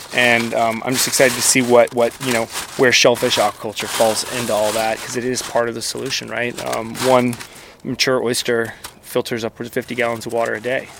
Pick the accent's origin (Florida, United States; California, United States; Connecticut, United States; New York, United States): Florida, United States; Lakeland; I grew up in Lakeland, Florida on Lake Luther Road. I went to Lake Gibson High School.